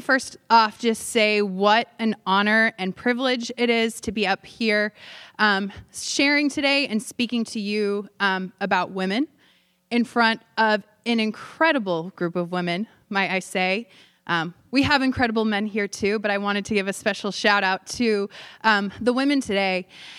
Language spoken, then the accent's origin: English; Tulsa, Oklahoma, United States; I grew up in Tulsa, Oklahoma, talking about the buckle of the Bible Belt.